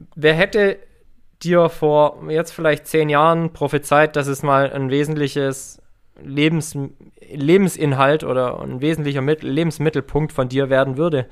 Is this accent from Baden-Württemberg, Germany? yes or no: yes; Herrenberg, Baden-Württemberg, Germany; in Herrenberg, also in meiner Heimatstadt